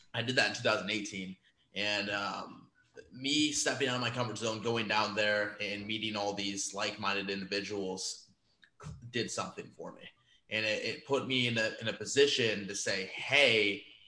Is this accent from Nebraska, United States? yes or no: yes; Omaha, Nebraska, United States; born and raised in Omaha, Nebraska